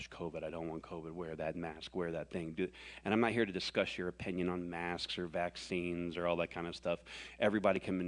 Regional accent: the South, United States; I was born and raised in the South

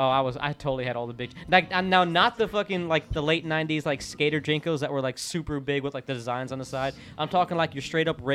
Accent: Orlando, Florida, United States; where I grew up in Orlando

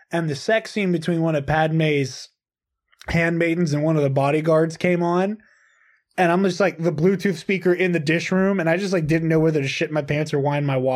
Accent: Ireland; I'm Irish.

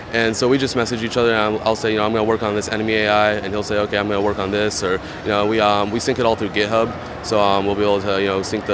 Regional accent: Houston, Texas, United States; I'm from Houston

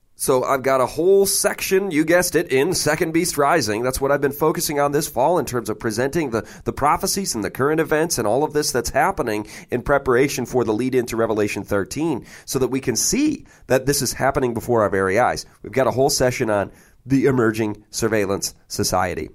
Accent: Michigan, United States; I'm a guy from Michigan

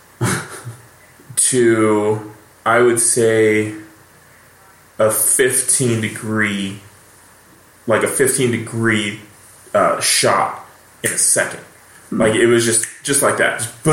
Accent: Rancho Cucamonga, California, United States; I grew up here

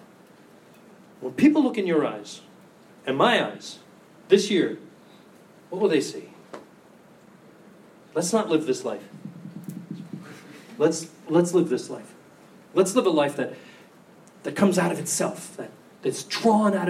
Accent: United States; I'm American

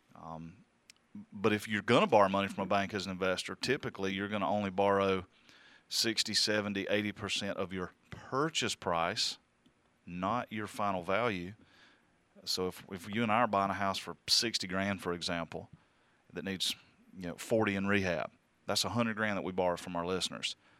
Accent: the South, United States; I'm from the South

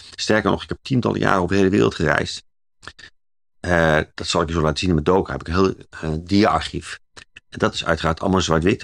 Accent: Zwolle, Overijssel, Netherlands; omdat ik zelf uit Zwolle kom

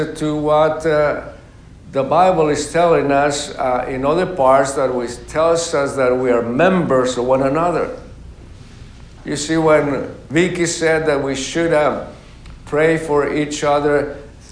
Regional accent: Mexico; moved away; also born or lived in Mexico City; my hometown is 1,600 miles from Mexico City

